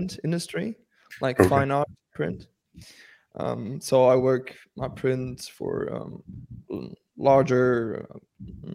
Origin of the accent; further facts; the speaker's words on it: Spain; first language Spanish, German; English is a second language; moved away as an adult; now in Germany; I come from Spain, so I'm more Spanish than anything else. But I do have some German roots through my parents. My father's from Berlin, you know, and stuff like that. So I grew up bilingual, actually, like Spanish, German